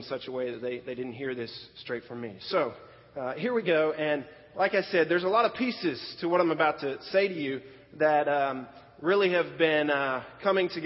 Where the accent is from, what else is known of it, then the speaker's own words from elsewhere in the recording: Florida, United States; also born or lived in Pennsylvania; we moved to Florida